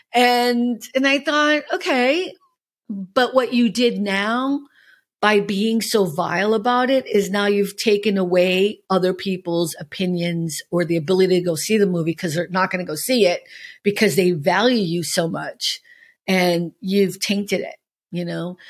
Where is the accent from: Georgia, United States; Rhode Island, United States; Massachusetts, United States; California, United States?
Massachusetts, United States; Boston; now in Los Angeles, United States; I'm from Boston